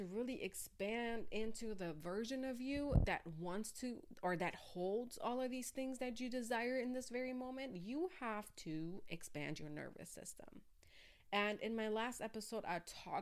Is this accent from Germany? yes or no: yes; Germany; I grew up in Germany